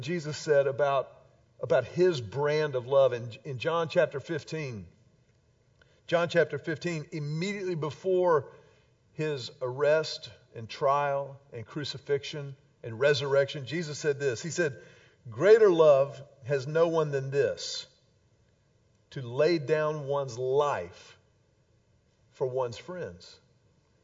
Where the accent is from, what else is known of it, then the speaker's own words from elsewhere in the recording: Houston, Texas, United States; When I was a kid growing up in Houston